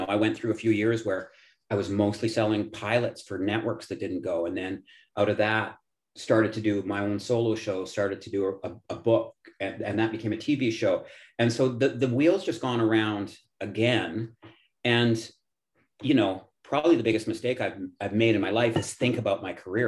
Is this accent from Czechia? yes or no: no; Edmonton, Alberta, Canada; I'm from Edmonton.